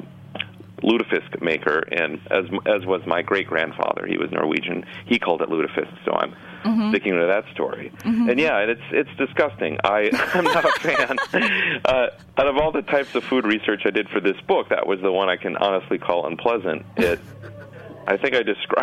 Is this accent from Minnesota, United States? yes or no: yes; Minnesota, United States; the Minnesota I was born in 1975